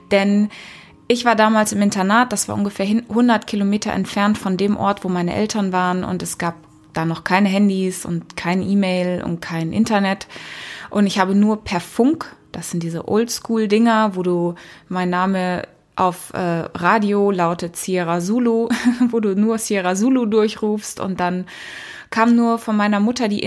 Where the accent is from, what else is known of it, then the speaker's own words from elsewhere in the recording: Kenya; Ich bin in Afrika geboren und aufgewachsen. Und nicht in Südafrika, wie so viele denken, sondern in Kenia, in Ostafrika, in den 80ern